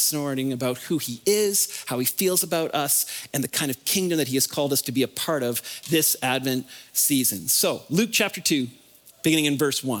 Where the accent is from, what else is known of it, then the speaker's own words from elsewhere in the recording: the Maritimes, Canada; moved away; I'm originally from the Maritimes, so I'm gonna say some things that are different and funny, like park and car